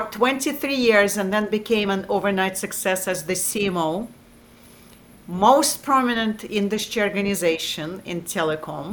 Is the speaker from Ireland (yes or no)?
no; Russia; also born or lived in Massachusetts / East Coast, United States; now in South Carolina, United States; where I grew up in Russia and East Coast